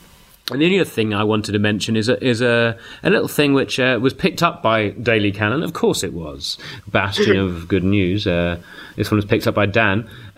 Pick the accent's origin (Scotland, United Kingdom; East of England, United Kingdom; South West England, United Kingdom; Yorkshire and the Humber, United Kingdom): Scotland, United Kingdom; Glasgow; all my favourite things are basically Celtic because I grew up in Glasgow. I'm a Celtic fan.